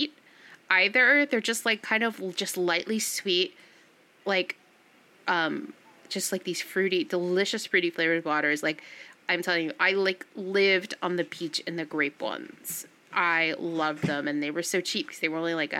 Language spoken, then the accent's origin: English; United States; also born or lived in New England; now in San Francisco, United States; I grew up outside of New York. I used to go into Manhattan and stuff all the time